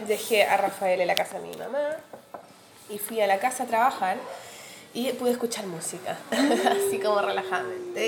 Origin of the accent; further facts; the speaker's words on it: Chile; Que somos chilenos y tenemos mucho eh, de sangre